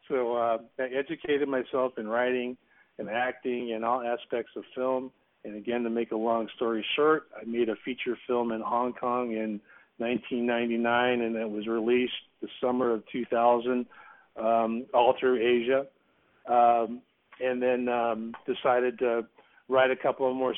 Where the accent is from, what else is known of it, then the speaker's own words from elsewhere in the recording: Salinas, California, United States; moved away; I grew up in Salinas. Salinas is in the Monterey Bay area